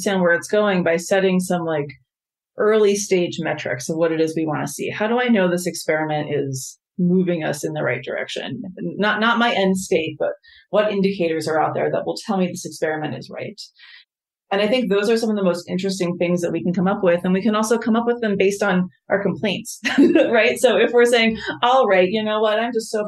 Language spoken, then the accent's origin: English; United States; as an American, as someone who left the country and came back